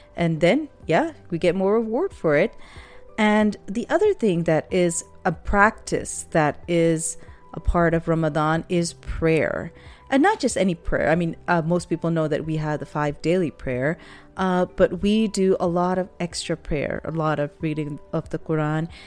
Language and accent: English; Pakistan; moved away; When I was growing up in Pakistan